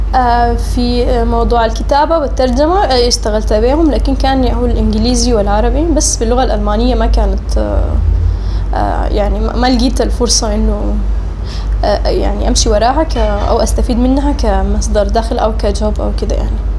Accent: Sudan; also born or lived in Oman; اتولدت في سلطنة عمان وقعدت هناك لغاية ألفين وحداشر تقريبا لكن كنت يا هو بجي للمدرسة وللجامعة هنا في السودان

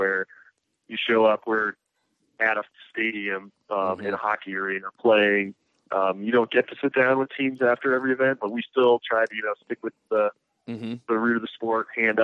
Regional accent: Wisconsin, United States; now in Denver, United States; I'm originally from the Midwest in Wisconsin, and I grew up in that area

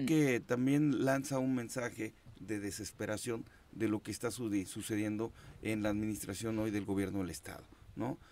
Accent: Huitzilac, Morelos, Mexico; vengo criado de Huitzilac

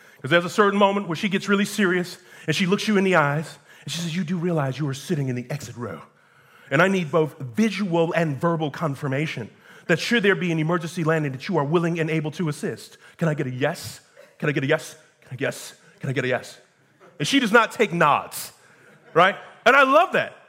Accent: United States; I am an American just like you

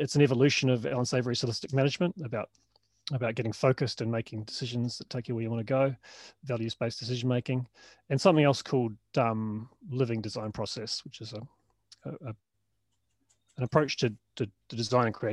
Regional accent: New Zealand; moved away as an adult; also born or lived in Melbourne, Australia; was from New Zealand

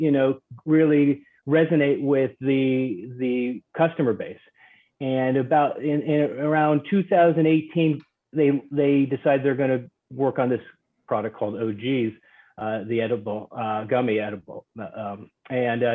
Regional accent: New York, United States; I grew up in New York

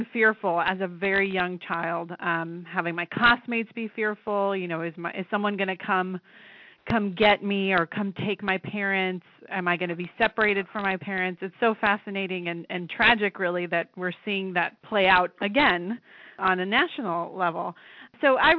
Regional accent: Los Angeles, California, United States; I grew up in the Los Angeles area in the 90s, essentially. I'm an immigrant to this country

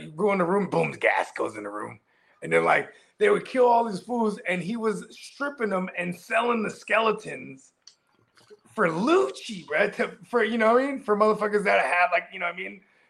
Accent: the Bay Area, California, United States; I'm from the Yay.

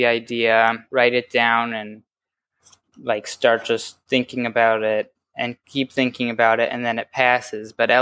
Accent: New York, United States; I'm from New York

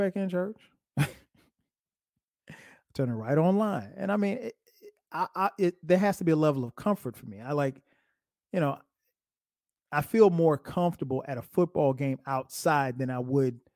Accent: Florence, South Carolina, United States; in Florence, South Carolina, in my hometown

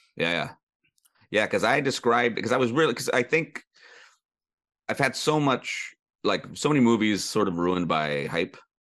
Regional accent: Sonoma County, California, United States; growing up in Sonoma County

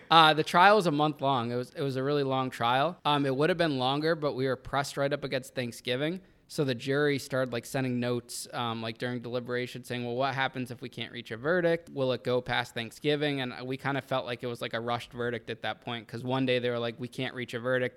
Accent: Danbury, Connecticut, United States; that was my hometown

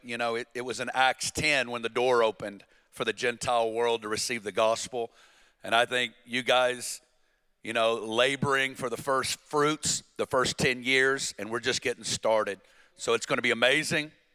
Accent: Northwest Arkansas, United States; I'm from Northwest Arkansas, and uh, born and raised, small town

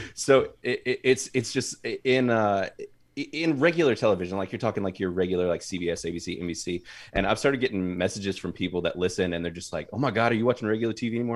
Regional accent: North Carolina, United States; my whole family has been in North Carolina my entire life

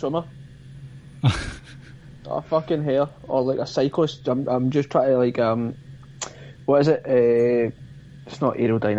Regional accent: Glasgow, Scotland, United Kingdom; accent: broad Scottish Glasgow; with my fucking broad Scottish Glasgow accent

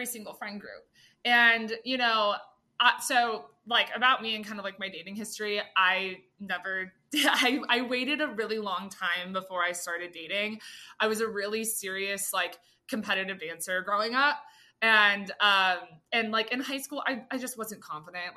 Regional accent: Austin, Texas, United States; I'm from Austin.

